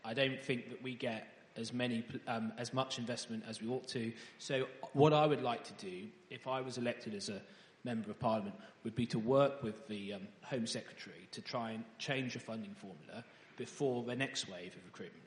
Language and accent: English; Ely, East of England, United Kingdom; I was born in Ely, in Cambridgeshire